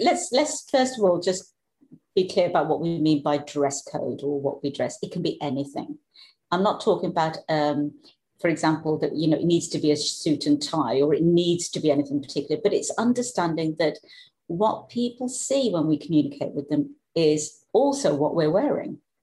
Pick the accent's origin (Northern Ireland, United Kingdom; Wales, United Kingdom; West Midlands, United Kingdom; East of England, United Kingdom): West Midlands, United Kingdom; Black Country; accent: Black Country; moved away; also born or lived in Scandinavia; we're both from the Black country